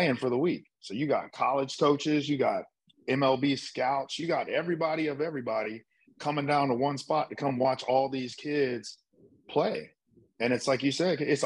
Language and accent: English; St. Louis, Missouri, United States; I loved growing up where I grew up, St. Louis.